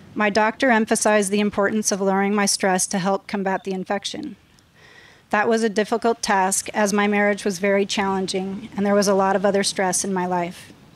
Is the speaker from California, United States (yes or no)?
yes; Los Angeles, California, United States; I was raised in San Fernando Valley in West Hills